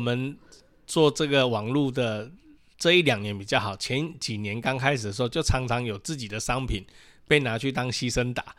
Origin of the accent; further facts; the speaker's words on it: Taiwan; 我们台湾人